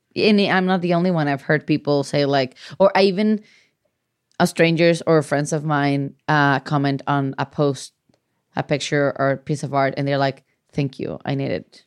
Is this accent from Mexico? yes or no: yes; Mexico; moved away; growing up in Mexico